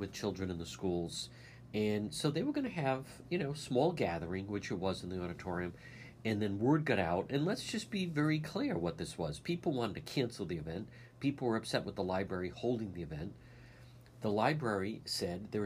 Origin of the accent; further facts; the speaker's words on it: Cranston, Rhode Island, United States; my library growing up in Edgewood